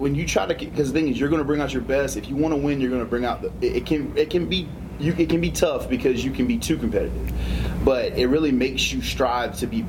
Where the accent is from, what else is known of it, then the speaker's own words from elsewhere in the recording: Bonneau Beach, South Carolina, United States; I'm born and raised in Berkeley County. I'm across the river, though. I'm from the north end. I went to Timberland High School, grew up in Bono Beach.